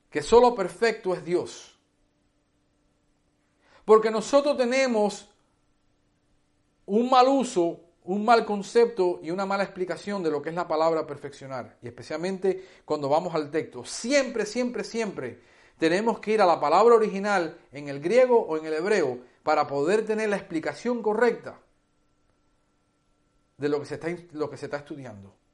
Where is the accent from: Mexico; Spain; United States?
United States; Hialeah, Florida; also born or lived in Cuba; yo soy cubano, criado en los Estados Unidos, en una ciudad que se llama Hialeah, en la Florida donde nadie habla castellano.